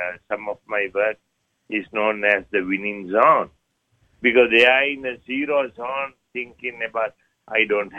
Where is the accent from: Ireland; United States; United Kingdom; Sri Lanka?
Sri Lanka; moved away; I was born in Sri Lanka.